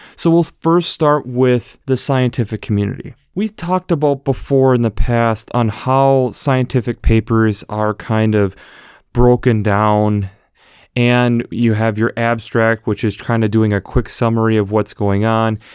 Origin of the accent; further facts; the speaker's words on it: United States; as an American